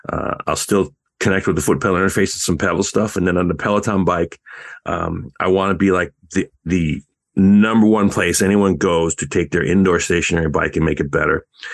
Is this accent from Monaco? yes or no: no; Canada; I'm a, you know, I'm Canadian